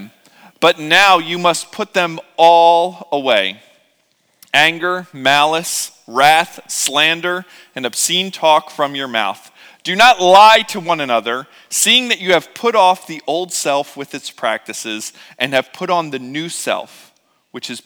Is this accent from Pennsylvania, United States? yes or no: yes; Philadelphia, Pennsylvania, United States; I growing up in Philadelphia and having to travel to New Jersey a lot